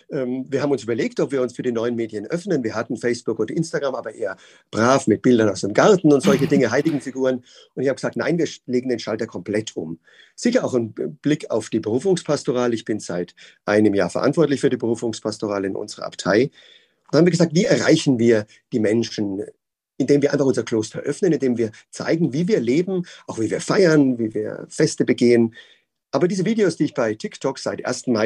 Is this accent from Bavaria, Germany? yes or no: yes; Würzburg, Bavaria, Germany; Ich bin gebürtiger Würzburger, bin ähm, aufgewachsen als, ähm, ja, als Oberministrant in der Pfarrei